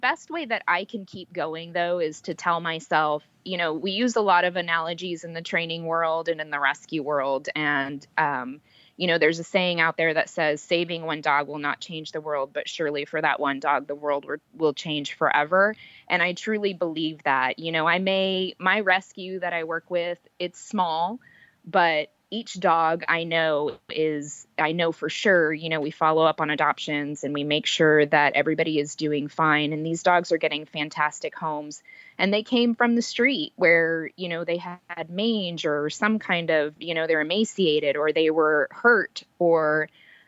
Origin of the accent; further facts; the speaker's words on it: San Antonio, Texas, United States; being from San Antonio